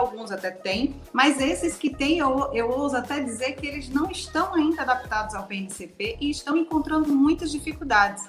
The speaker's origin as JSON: {"language": "Portuguese", "region": "Alagoas", "country": "Brazil", "said": "eu sou aqui do estado de Alagoas"}